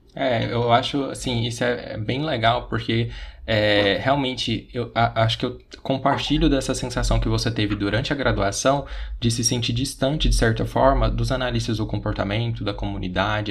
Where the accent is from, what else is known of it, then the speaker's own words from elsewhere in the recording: Goiás, Brazil; Eu sou daqui de Goiás